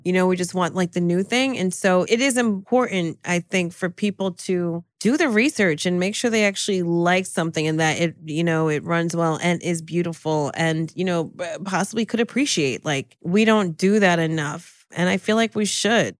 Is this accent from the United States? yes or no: yes; New Jersey, United States; I'm from Jersey